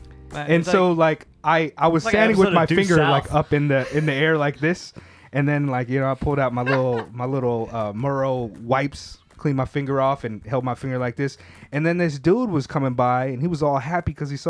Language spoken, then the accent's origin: English; California, United States; I'm a Californian, and I'm not even a big.